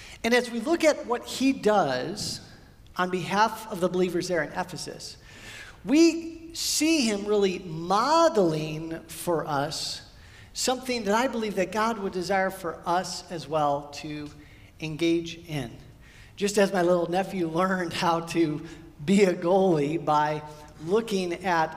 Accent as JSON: {"language": "English", "region": "Midwest", "country": "United States", "tie": "born or raised there", "moved": "yes", "lives_now": "California, United States", "said": "We grew up in the Midwest and then moved out here to California"}